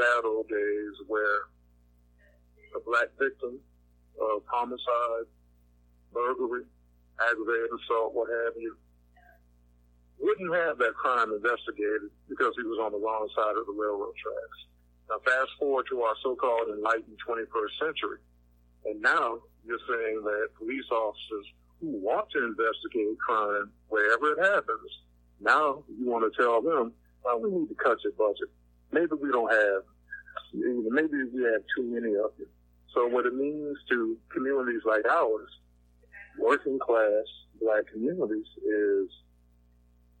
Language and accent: English; Savannah, Georgia, United States; moved away as an adult; now in New Orleans, United States; first starting in Savannah, Georgia, my hometown, and now I'm here in Gotham City, which is my nickname for New Orleans